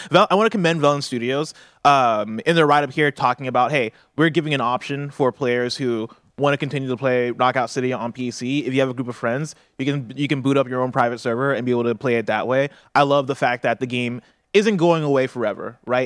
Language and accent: English; Champaign, Illinois, United States; moved away; I grew up in Champaign